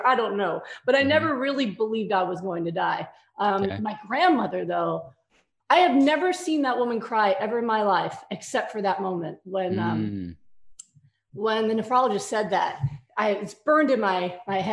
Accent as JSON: {"language": "English", "region": "New York", "country": "United States", "said": "I'm a New Yorker"}